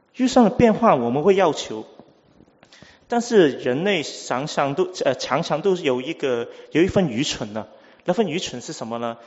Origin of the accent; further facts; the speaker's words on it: Hong Kong; first language Cantonese; Chinese is a second language; 我香港来啊，所以啊，呃，广东话是我母语，第二是英文